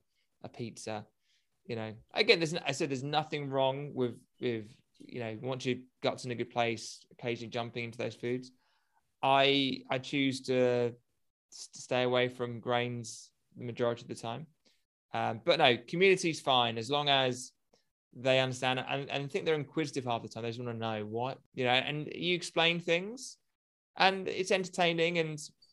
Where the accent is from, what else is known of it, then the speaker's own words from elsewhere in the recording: United Kingdom; Being a Brit, big booze culture here